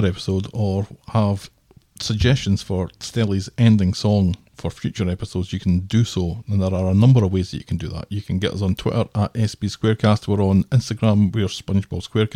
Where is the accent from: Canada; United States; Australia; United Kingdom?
United Kingdom; I'm British, right? I have that kind of British reserve